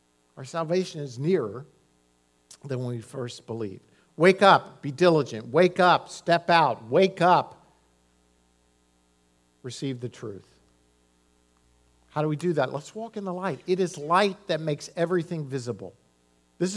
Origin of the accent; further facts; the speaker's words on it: Miami, Florida, United States; I was raised in Miami